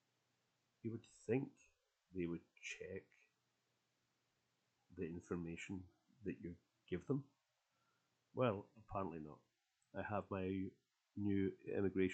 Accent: United Kingdom; now in Poland; I went through the new process for registering as a British citizen here in Poland

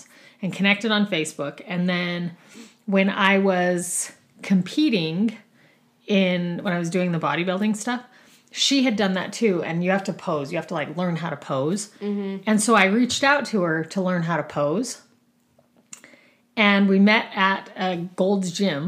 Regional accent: Rock Springs, Wyoming, United States; also born or lived in Boise, Idaho; now in Utah, United States; I grew up in Rock Springs, Wyoming

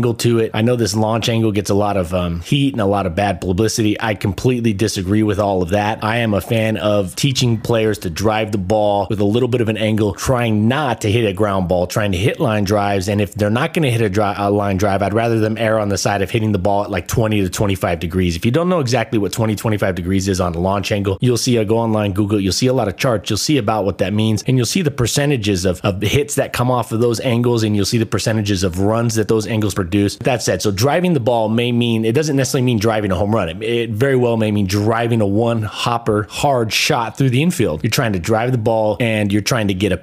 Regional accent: Southern California, United States; moved away as an adult; now in Boise, United States; I grew up in Southern California

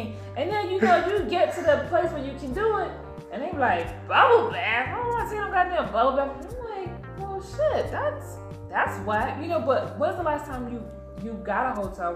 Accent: New York, United States; I'm from New York

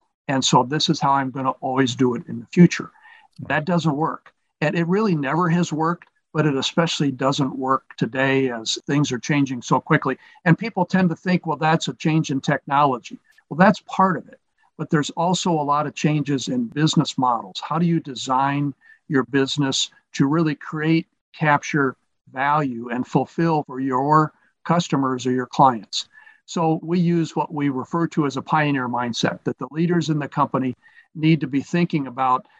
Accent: Quincy, Illinois, United States; also born or lived in Omaha, Nebraska; I grew up in Quincy, Illinois, small Midwest town

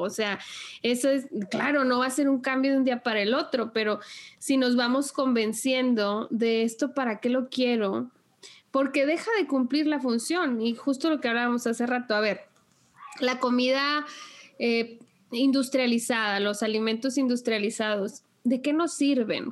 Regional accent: Sinaloa, Mexico; moved away; also born or lived in Nuevo León; yo crecí en Sinaloa y pues allá es una zona agrícola muy, muy amplia

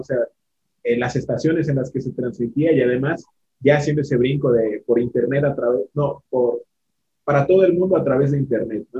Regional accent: Cancún, Quintana Roo, Mexico; yo crecí en Cancún

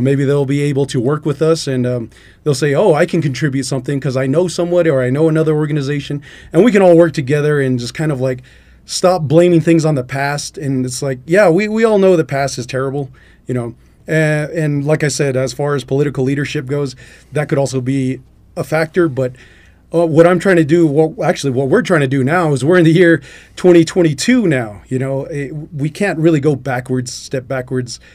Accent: Albuquerque, New Mexico, United States; now in Klagetoh, United States; originally, I'm from Albuquerque, but I'm out in, uh, Clagato because my, my mother, that's where she's from

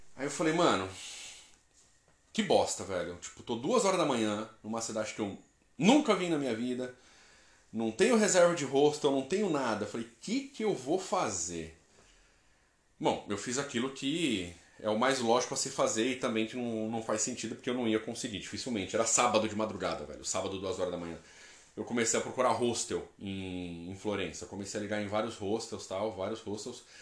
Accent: interior of São Paulo, Brazil; accent: caipira; eu sou do interior de São Paulo, falo porta

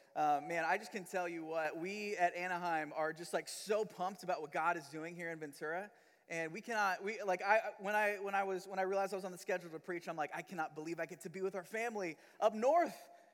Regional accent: Manila, Metro Manila, Philippines; moved away; also born or lived in Missouri; and me and my family have lived in Missouri the last 15 years, but I'm not originally from Missouri. I was actually born and raised in Manila, Philippines.

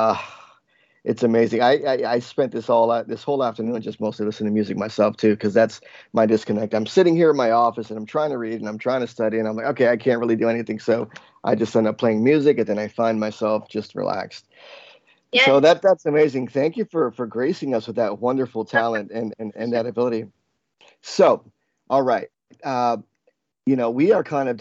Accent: New Jersey, United States; also born or lived in New York; growing up in New Jersey

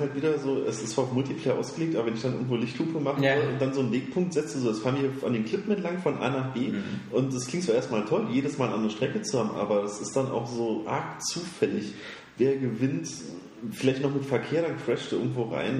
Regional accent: Germany; als Deutscher

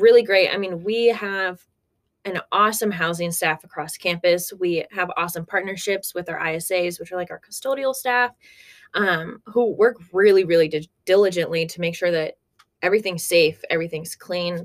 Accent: Corvallis, Oregon, United States; now in Arkansas, United States; I'm originally from Corvallis, Oregon, so a little far away

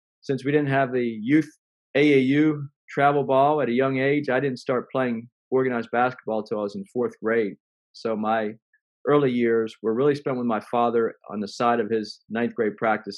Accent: a small town in Pennsylvania, United States; And I grew up in a small town in Pennsylvania.

